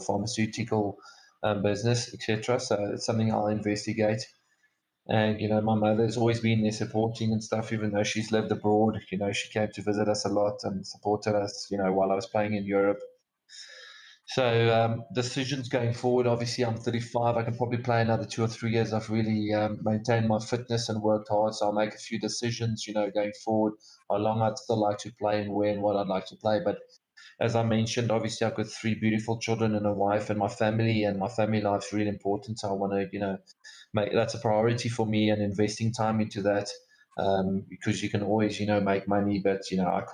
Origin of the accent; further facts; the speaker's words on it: South Africa; myself as a South African